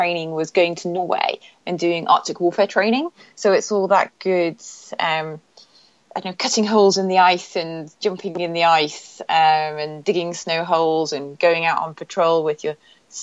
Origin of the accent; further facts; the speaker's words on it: Newcastle upon Tyne, North East England, United Kingdom; moved away; I grew up actually in the north of England, in the northeast, pretty much near the Scottish border, in a place called Newcastle.